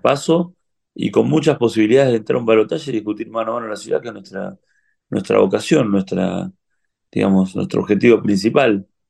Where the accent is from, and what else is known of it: Argentina